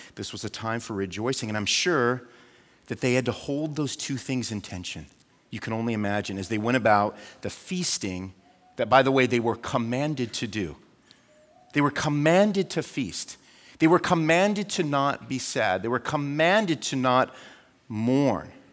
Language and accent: English; United States; as an American